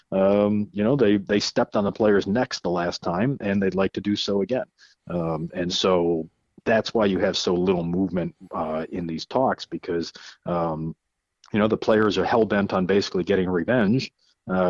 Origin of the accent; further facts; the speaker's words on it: Cleveland, Ohio, United States; now in New York, United States; I'm a proud native of Cleveland